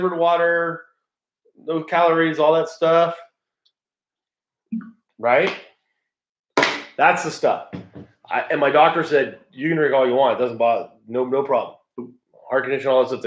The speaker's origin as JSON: {"language": "English", "region": "California", "country": "United States", "said": "I'm from California"}